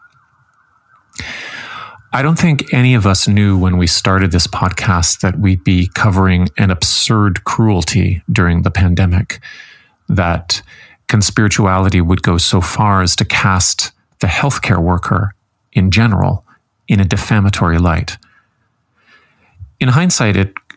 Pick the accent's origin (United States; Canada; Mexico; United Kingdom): Canada; as a Canadian